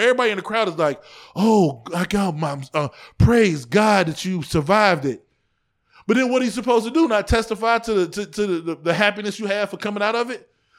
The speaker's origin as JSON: {"language": "English", "town": "East Cleveland", "region": "Ohio", "country": "United States", "tie": "born or raised there", "said": "I grew up in East Cleveland in the 90s and it was the murder capital of the world from 94 to 95"}